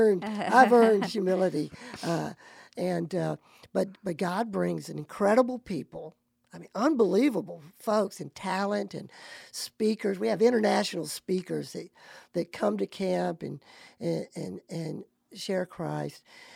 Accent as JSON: {"language": "English", "region": "Alabama", "country": "United States", "said": "I'm from Alabama. Love it."}